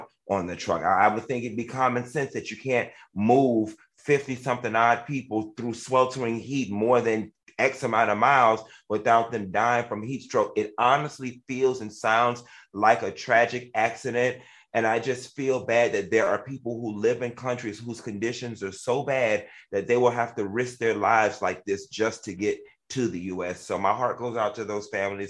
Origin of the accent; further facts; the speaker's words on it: Miami, Florida, United States; I was born and raised in Miami, Florida